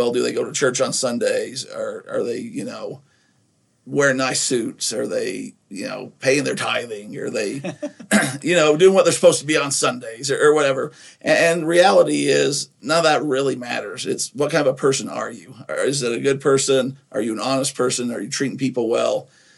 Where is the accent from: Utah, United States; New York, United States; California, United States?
Utah, United States; Nephi; a lot of that might come from growing up in Utah as well in Nephi